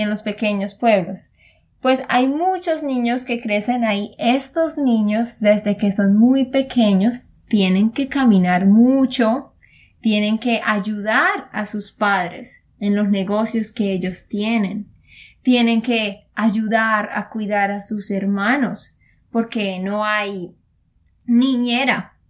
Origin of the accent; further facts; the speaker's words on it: Santander, Colombia; de Santander, Colombia